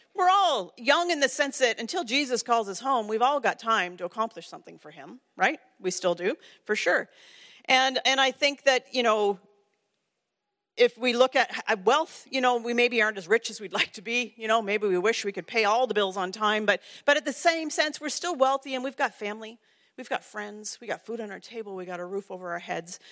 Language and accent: English; Ontario, Canada; I grew up in Ontario.